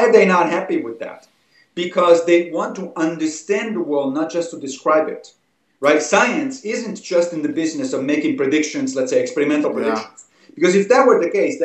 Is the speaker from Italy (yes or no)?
yes; Italy; a young, kid growing up in Italy